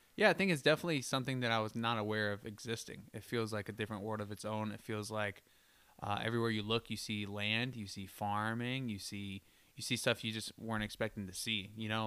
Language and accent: English; Florida, United States; now in Detroit, United States; I'm from Florida.